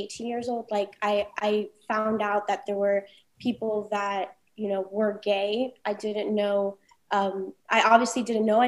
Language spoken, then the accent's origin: English; Los Angeles, California, United States; I was literally born and raised on Sunset Boulevard within this community.